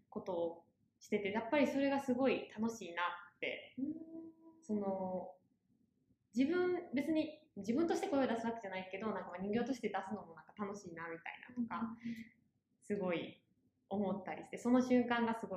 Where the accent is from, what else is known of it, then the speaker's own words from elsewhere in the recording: Osaka, Japan; accent: Kansai dialect; moved away; 出身は大阪なのでちょっと関西弁が出るかもしれません。